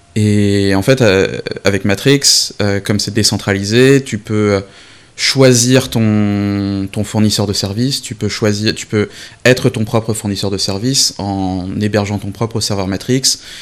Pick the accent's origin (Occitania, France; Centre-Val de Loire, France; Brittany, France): Brittany, France; Brest; moved away as an adult; also born or lived in Rennes; now in London, United Kingdom; j'ai vécu 22-23 ans de ma vie à, à Brest, avec un petit passage à Rennes